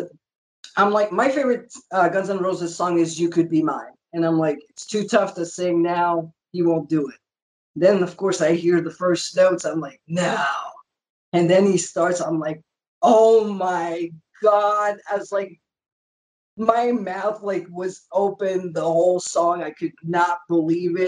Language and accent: English; Canada; We're both Canadian